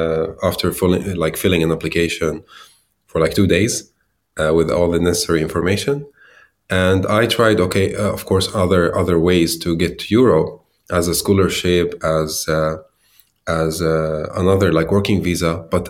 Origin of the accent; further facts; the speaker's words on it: Damascus, Damascus Governorate, Syria; moved away as an adult; now in Sweden; basically, I walked to Sweden in 2015, where I was one of the refugees who entered the country in that autumn. I grew up in Damascus, Syria, in a working class family